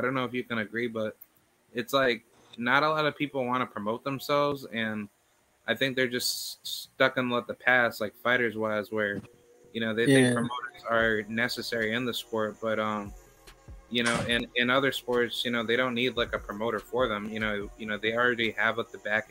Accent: Albany, New York, United States; moved away as an adult; now in Florida, United States; I recently moved out here to Florida from New York because I'm from Albany

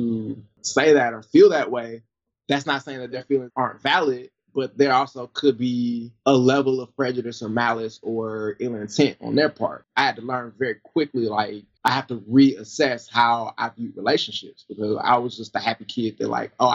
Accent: the South, United States; moved away; I grew up in the South, so, like, you know, Georgia, Alabama, Tennessee, North Carolina, South Carolina was probably, other than like a class trip, was the farthest I'd ever gone

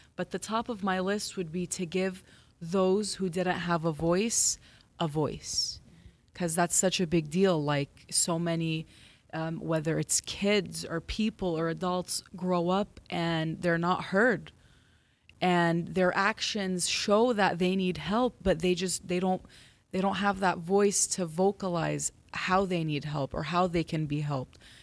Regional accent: Los Angeles, California, United States; I am Assyrian American Christian, born and raised here in L

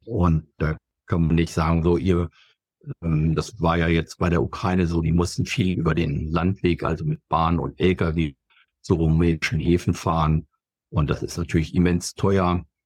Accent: Germany; wir gerade als Deutsche

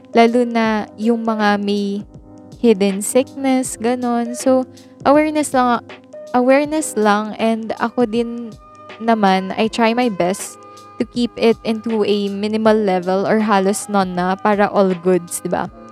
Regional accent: Philippines; I am pure Filipino

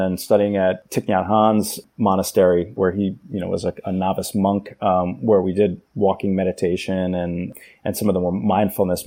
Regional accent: New York City, New York, United States; I grew up in New York City in the 80s and 90s

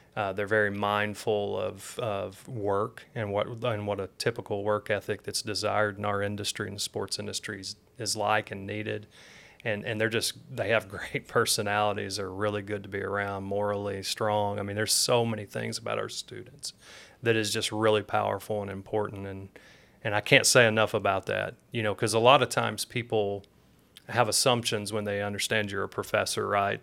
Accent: Tennessee, United States; moved away; also born or lived in Michigan; I was born in Michigan, but raised in Tennessee

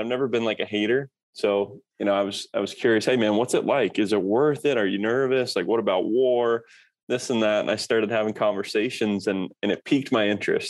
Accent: Kokomo, Indiana, United States; moved away as an adult; also born or lived in Norfolk, Virginia; I grew up in Kokomo, Indiana

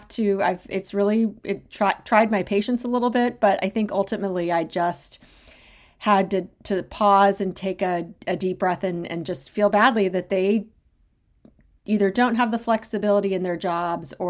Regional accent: Arizona, United States; moved away; Growing up in Arizona

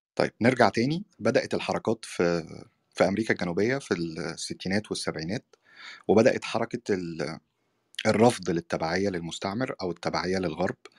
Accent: Egypt; في بلدنا مصر

